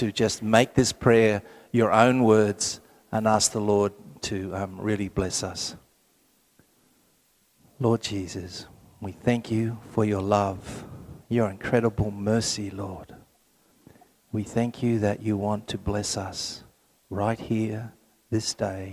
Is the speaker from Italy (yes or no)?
no; Sydney, New South Wales, Australia; I'm from Sydney